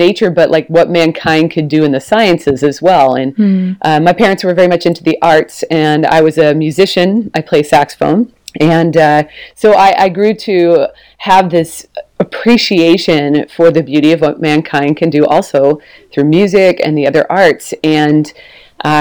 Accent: Portland, Oregon, United States; moved away as an adult; also born or lived in Texas; we've moved back to where I'm from. So I'm from Portland, Oregon

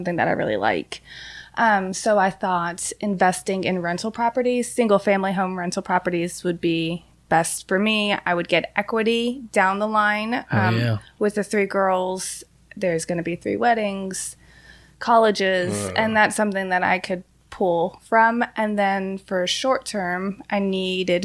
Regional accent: Louisville, Kentucky, United States; also born or lived in Miami, Florida; we moved here when I was about 8

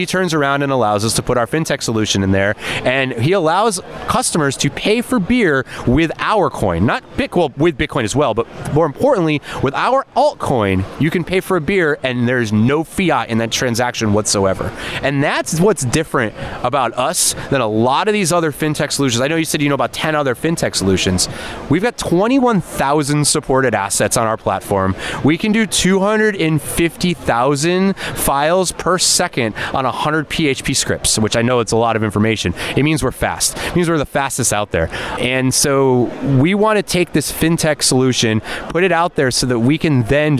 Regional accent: Las Vegas, Nevada, United States; So just so you guys know, I'm from Vegas, not Miami.

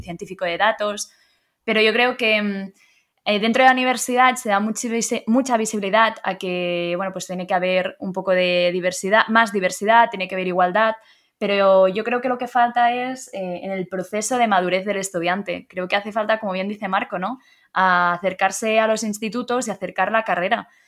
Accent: Blanes, Catalonia, Spain; moved away as an adult; now in Madrid, Spain; Nací en Blanes, es un pueblo de costa que está en Girona, así que soy catalana

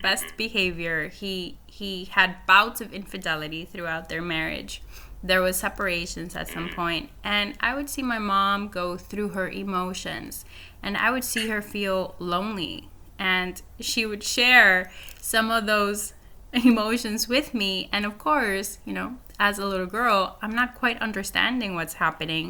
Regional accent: Honduras; moved away; also born or lived in Nicaragua; I grew up in Honduras. I'm actually from Nicaragua, but I did high school in Honduras

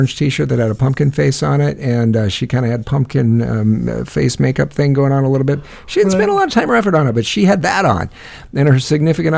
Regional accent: Northwest Iowa near Sioux City, United States; I grew up in Northwest Iowa near Sioux City, Iowa

